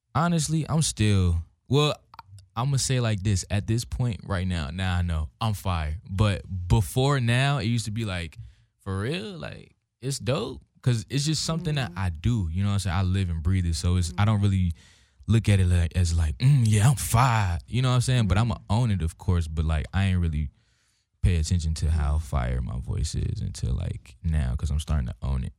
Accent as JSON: {"language": "English", "town": "Hampton", "region": "Virginia", "country": "United States", "moved": "yes", "said": "I'm from Virginia, uh, Hampton, Virginia, seven five seven."}